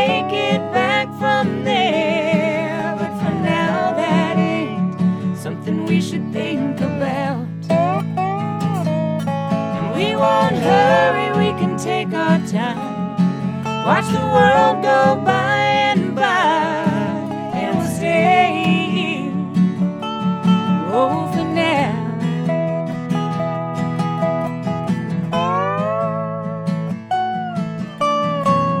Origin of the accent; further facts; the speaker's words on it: Richmond, Kentucky, United States; We're from Richmond, and we spend a lot of time in Lexington, too